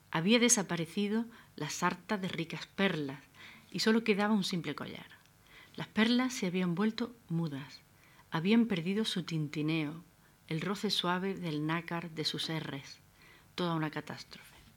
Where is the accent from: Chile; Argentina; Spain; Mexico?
Spain; Adra, Andalusia; Abdera es mi tierra natal, una Almería desnuda, hecha de acantilado y desierto